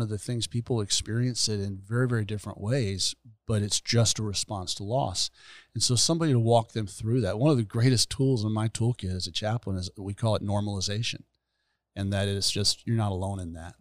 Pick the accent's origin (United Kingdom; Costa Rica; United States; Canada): United States; Gainesville, Florida; also born or lived in Fort Worth, Texas; I was born and raised here